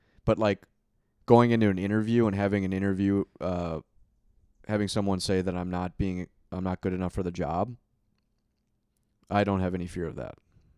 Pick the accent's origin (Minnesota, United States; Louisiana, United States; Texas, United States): Minnesota, United States; I grew up playing hockey in Minnesota, right?